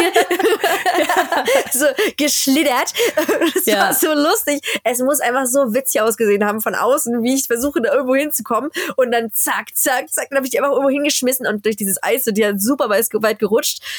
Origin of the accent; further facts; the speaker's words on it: Berlin, Germany; now in Skellefteå, Sweden; habe denen meine Heimat gezeigt, habe denen Berlin gezeigt